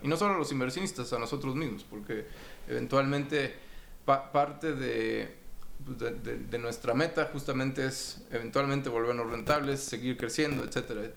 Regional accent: Mexico City, Mexico; also born or lived in Rotterdam, Netherlands / Panama; yo soy de México, soy mexicano, nací en la Ciudad de México en noviembre del 80

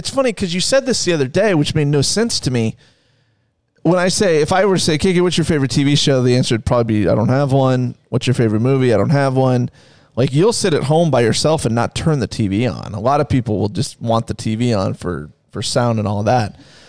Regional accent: Ames, Iowa, United States; See, growing up in Ames, we don't. We have a main street

